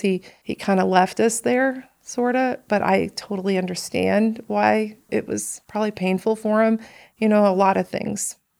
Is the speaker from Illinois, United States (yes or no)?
yes; Chicago, Illinois, United States; also born or lived in Benton, Illinois / Johnston City, Illinois; I grew up on the south side of Chicago in the projects